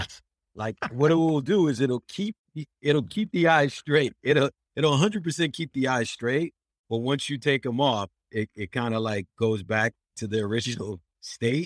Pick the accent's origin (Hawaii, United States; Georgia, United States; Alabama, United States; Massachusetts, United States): Massachusetts, United States; Worcester; I did it in my hometown, in my home city, and, uh, uh, and it's in Worcester, Mass. I'm a Boston comedian, but I'm, I'm from Worcester